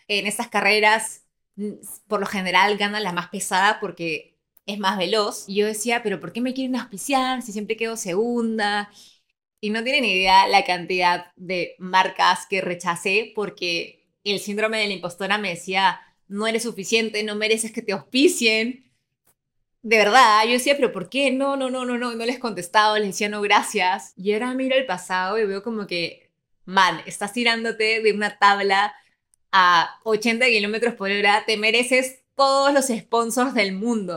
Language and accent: Spanish; Lima, Peru; moved away as an adult; also born or lived in Milan, Italy; Nací en Lima, Perú, en el distrito de San Isidro